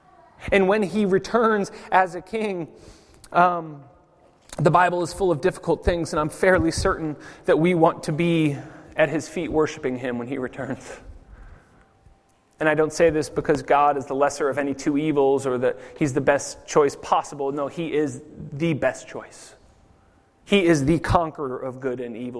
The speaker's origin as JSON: {"language": "English", "country": "United States", "moved": "yes", "lives_now": "Zurich, Switzerland", "said": "as an American"}